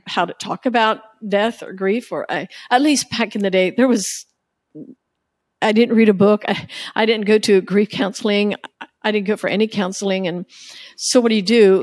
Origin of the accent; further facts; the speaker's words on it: United States; growing up in the Amish culture